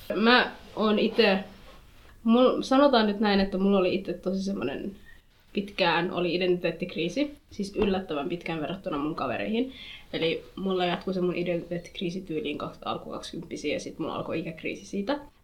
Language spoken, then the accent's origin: Finnish; Finland; mä oon syntynyt Suomessa, mä oon kasvanut Suomessa ja mä tiedän Suomen kulttuurin